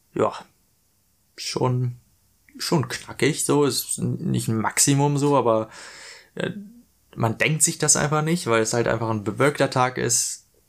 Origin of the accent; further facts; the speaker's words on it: Hanover, Lower Saxony, Germany; moved away as an adult; now in Australia; ich komme aus Hannover